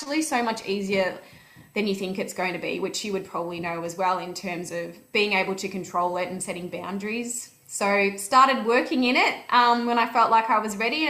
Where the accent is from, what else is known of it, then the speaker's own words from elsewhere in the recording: Melbourne, Victoria, Australia; we're from Melbourne